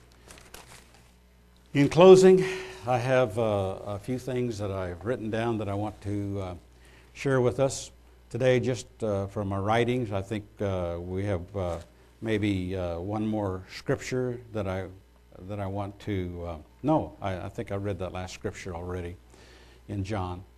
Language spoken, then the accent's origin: English; United States; as an American